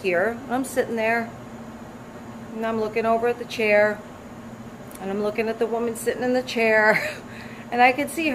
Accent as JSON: {"language": "English", "town": "Newark", "region": "New Jersey", "country": "United States", "tie": "born or raised there", "also_born_or_lived": "Belleville, New Jersey", "said": "I grew up in Newark and then Belleville."}